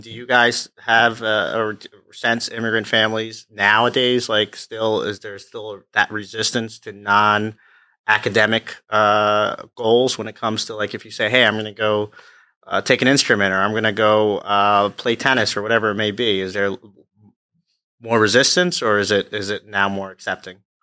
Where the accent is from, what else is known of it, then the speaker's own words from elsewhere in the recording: Freehold, New Jersey, United States; also born or lived in Neptune, New Jersey / Pennsylvania / Long Branch, New Jersey; I was born in Neptune, grew up in Freehold, went out to college in Pennsylvania, and then came back to Long Branch